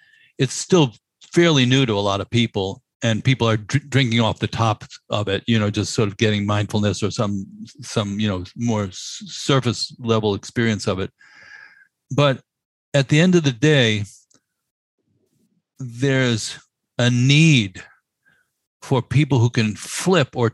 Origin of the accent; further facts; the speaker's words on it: New York City, New York, United States; as a New Yorker